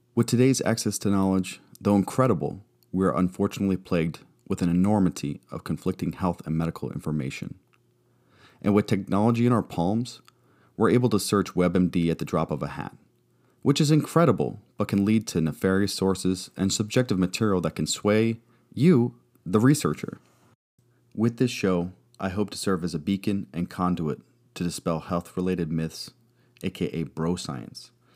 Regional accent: Arizona, United States; moved away as an adult; also born or lived in California; I hail from Arizona, but moved a bit when I was in the Navy. I left home at eighteen

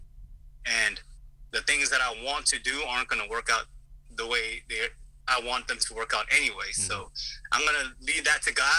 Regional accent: United States; also born or lived in South Korea; now in Los Angeles, United States; I was born there, but I grew up in the States

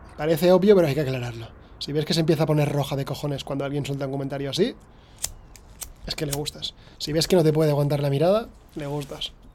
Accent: Spain; soy millennial eh, de España

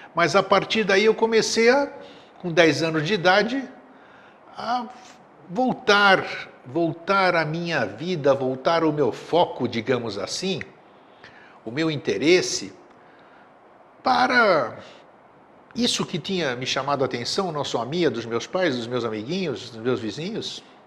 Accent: Greece; now in Florianópolis, Brazil; eu sou grego de nascença

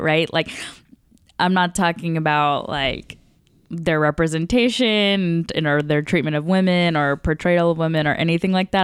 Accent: the South of the United States, United States; me growing up in the South of the United States

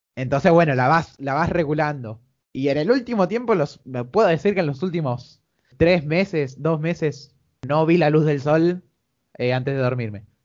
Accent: Argentina; Como cualquier argentino

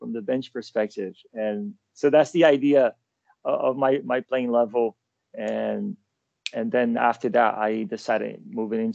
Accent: São Paulo, Brazil; moved away as an adult; also born or lived in Malmö, Sweden / Milan, Italy / Michigan, United States; now in London, United Kingdom; Born and raised in Sao Paulo, Brazil

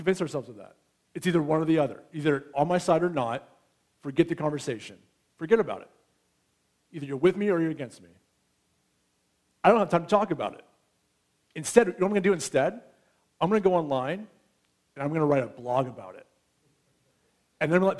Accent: United States; now in Canada; I'm American

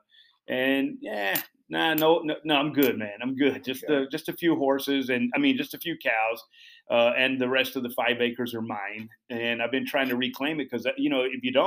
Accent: Dallas, Texas, United States; moved away as an adult; Growing up in Dallas, I was a pretty good horseman

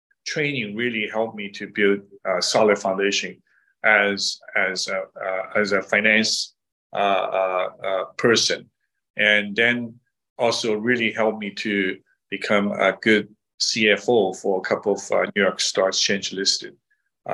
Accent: Shanghai, China; now in Silicon Valley, United States; I was born and raised in Shanghai

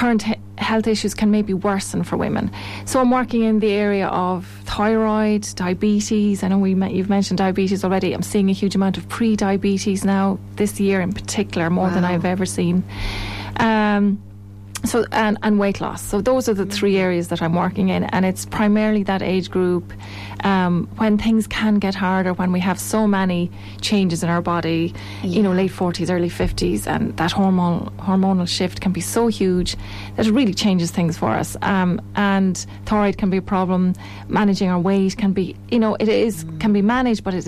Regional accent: Tipperary, Ireland; moved away as an adult; also born or lived in Athlone; I'm from Tipperary originally, came to Athlone to work in pharmaceutical industry

